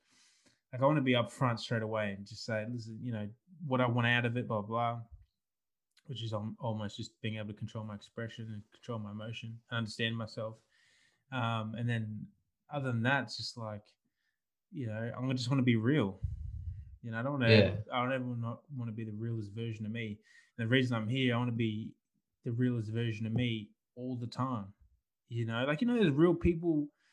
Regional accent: the South, United States; It's like, I'm from the South, bro. Dad's got weed plant, 24 weed plants. It's like, that's where I'm from.

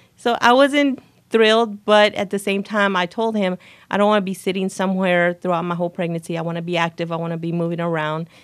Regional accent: El Paso, Texas, United States; moved away as an adult; now in Waco, United States; I'm actually born and raised in El Paso, Texas

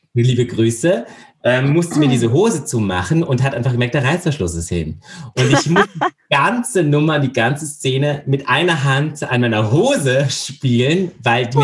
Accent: Landau, Rhineland-Palatinate, Germany; now in Austria; Ich bin in Landau in der Pfalz geboren

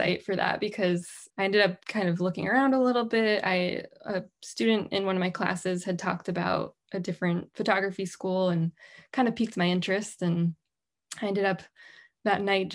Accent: New Hampshire, United States; I grew up in New Hampshire, like my bio said, and I am kind of a diehard New Englander now

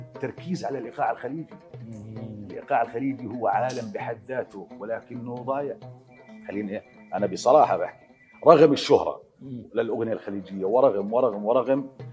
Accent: Jordan; الاردن تراثنا

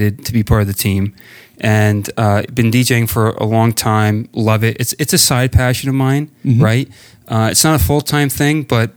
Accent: New Jersey, United States; also born or lived in West Milford, New Jersey / Indiana; born and raised here in Jersey

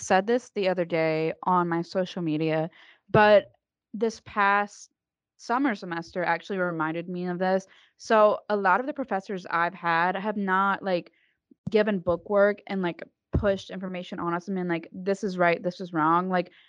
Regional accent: Alabama, United States; I'm from Alabama too

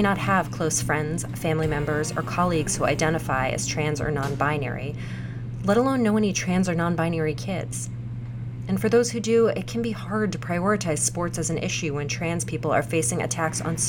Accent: Missouri, United States; Missouri, the place I consider my home state

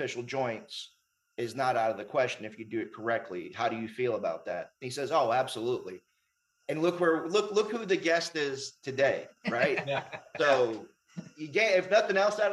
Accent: Houston, Texas, United States; I grew up in Houston

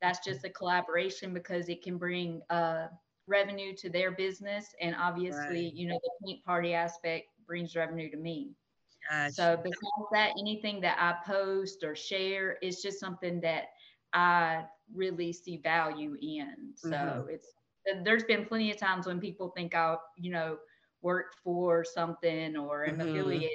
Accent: Tifton, Georgia, United States; moved away as an adult; now in Tallahassee, United States; I'm from South Georgia, I'm from Tifton, Georgia

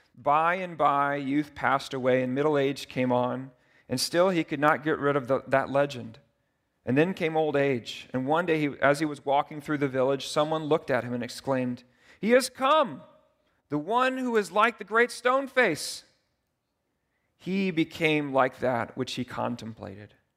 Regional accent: United States; I'm so American

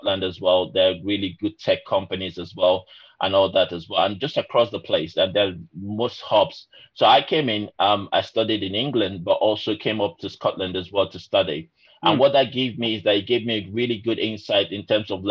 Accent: Nigeria; moved away as an adult; also born or lived in Lincoln, United Kingdom / Glasgow, United Kingdom; now in United Kingdom; So originally I'm from Nigeria, but also I'm British as well

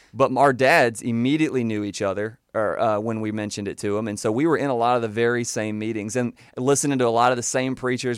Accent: Panama City, Florida, United States; I was born and raised in Panama City, Florida

